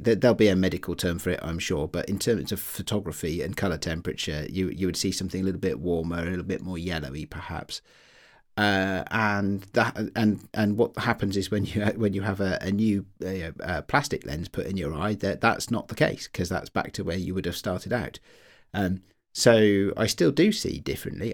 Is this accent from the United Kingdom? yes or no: yes; United Kingdom; I'm British.